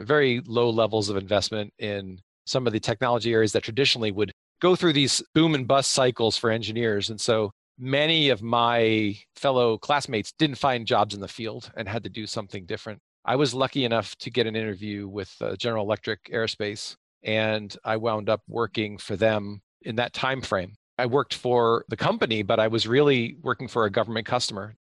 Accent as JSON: {"language": "English", "region": "Pennsylvania", "country": "United States", "tie": "born or raised there", "said": "I grew up in Pennsylvania"}